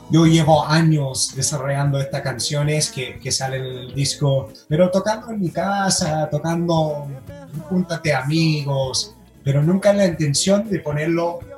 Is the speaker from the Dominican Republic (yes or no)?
no; United States; yo que, que, vengo de los Estados Unidos, que tiene un tema más o menos con, con, con el, el color, la, la, la raza